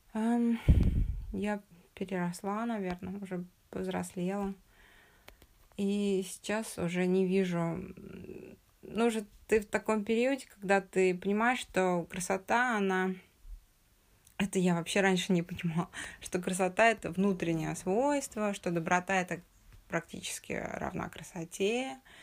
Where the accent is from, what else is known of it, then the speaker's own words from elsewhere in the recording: Uralsk, West Kazakhstan Region, Kazakhstan; also born or lived in Russia; Я родилась в Уральске